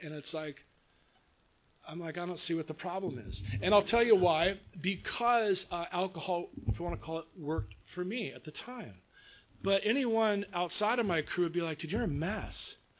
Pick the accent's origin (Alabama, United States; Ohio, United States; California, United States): California, United States; Long Beach; I was uh, born and raised in Long Beach